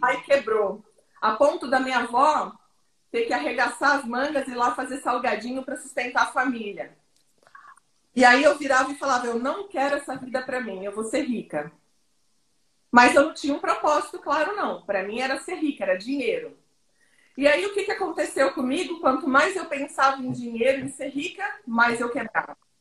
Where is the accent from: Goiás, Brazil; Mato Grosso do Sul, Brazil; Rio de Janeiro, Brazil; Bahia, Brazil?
Goiás, Brazil; Goiânia; Eu sou de Goiânia